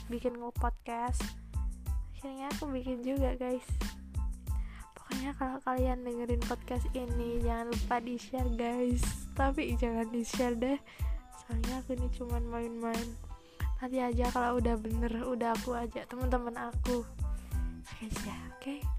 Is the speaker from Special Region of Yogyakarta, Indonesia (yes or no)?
no; Malang, East Java, Indonesia; aku itu lahir di Malang guys emang aku anak Malang anak ngalam ngalam lovers